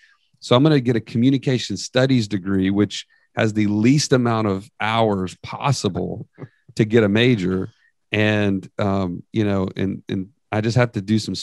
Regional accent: San Antonio, Texas, United States; born there; now in Birmingham, United States; So I was like 15 when we moved to Birmingham after that. And so I guess, and I was born in Texas. I was born in San Antonio, actually.

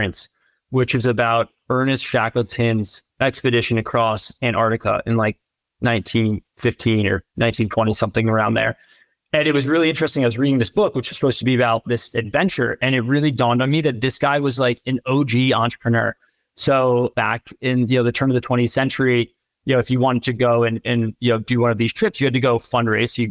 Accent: East Coast, United States; moved away as an adult; now in San Francisco Bay Area, United States; I grew up on the East Coast

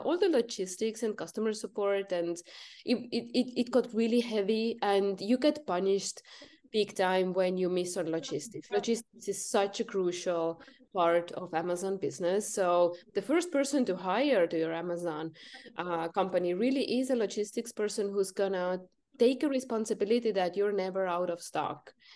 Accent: Estonia; I'm from North Europe, Estonia

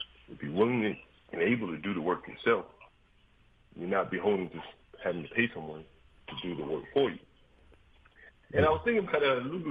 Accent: Anderson, Alabama, United States; now in Washington, D.C., United States; When I was a young homeboy growing up in Anderson, Alabama

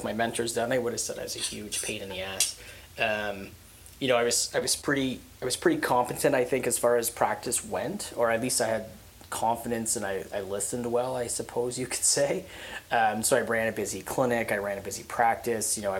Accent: Hamilton, Ontario, Canada; I was born and raised in Hamilton, so, you know, why don't you just work in the clinic 5 minutes down the street from where you grew up

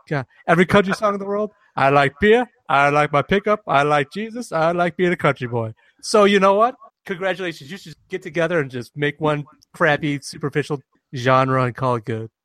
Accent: Detroit, Michigan, United States; I'm from the Detroit area

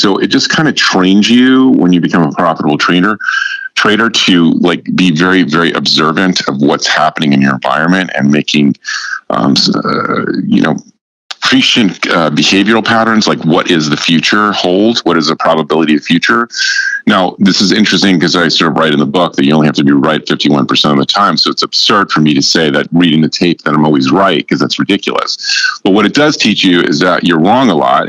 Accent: New York area, United States; moved away as an adult; also born or lived in Chicago, Illinois / Southern California; I'm originally from the New York area

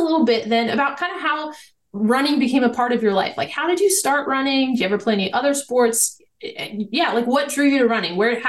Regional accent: United States; moved away; also born or lived in York, Pennsylvania; I'm kind of from Maryland/Pennsylvania and York is right there on the Mason-Dixon line.

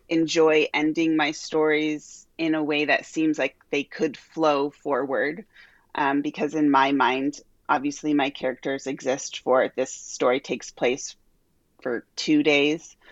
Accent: Omaha, Nebraska, United States; moved away as an adult; also born or lived in Albuquerque, New Mexico; now in Omaha, United States; I grew up here in Omaha, uh, all the way through college

